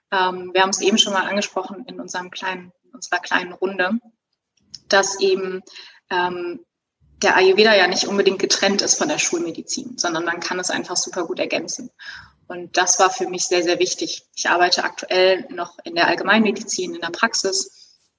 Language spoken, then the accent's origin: German; Cologne, North Rhine-Westphalia, Germany; now in Bochum, Germany; In Bochum. In Bochum. Ich komme ursprünglich aus Köln und würde